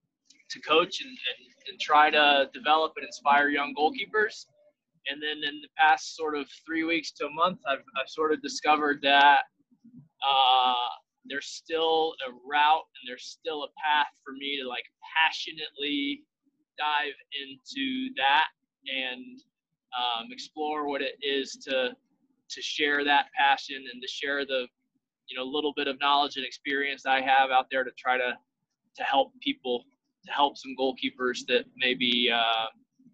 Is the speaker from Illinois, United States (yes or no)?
no; South Carolina, United States; I grew up in South Carolina